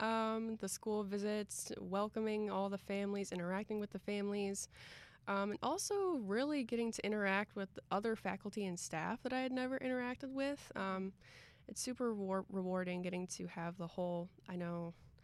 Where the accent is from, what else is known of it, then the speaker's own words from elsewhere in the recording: Cuyahoga Falls, Ohio, United States; I'm from Cuyahoga Falls, Ohio